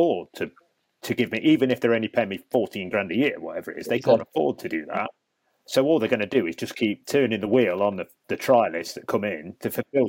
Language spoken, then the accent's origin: English; Nottingham, East Midlands, United Kingdom; I'm from Nottingham. I grew up playing for Notts.